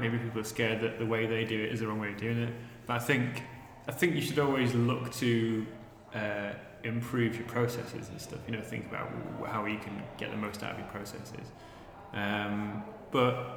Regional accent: Manchester, North West England, United Kingdom; moved away; also born or lived in Sheffield; we're from Manchester originally

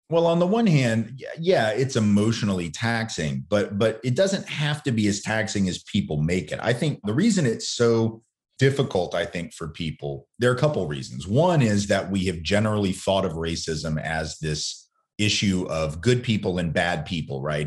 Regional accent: the South, United States; growing up in the South

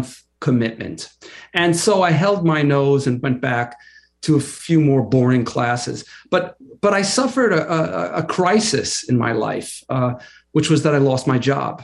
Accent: Long Island, New York, United States; I grew up on Long Island, in a middle-class family

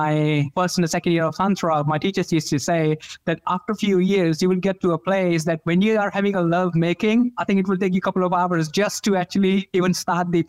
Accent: India; moved away; Growing up in India

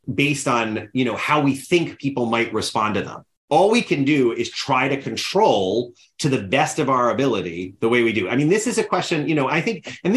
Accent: United States; As an American citizen

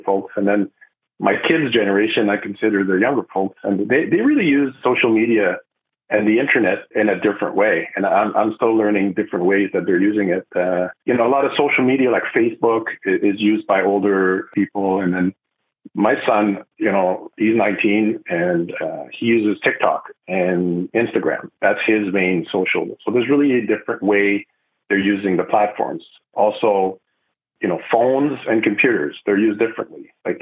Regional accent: Montreal, Quebec, Canada; first language French; English is a second language; moved away as an adult; now in Vancouver, Canada; I'm originally from the East Coast, Montreal, so I'm a French speaker

